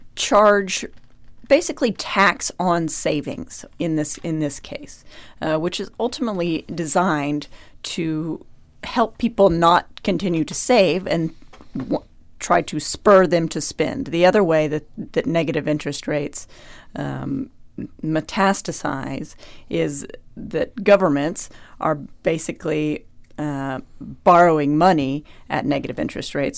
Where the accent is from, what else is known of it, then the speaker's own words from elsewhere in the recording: United States; I am an American.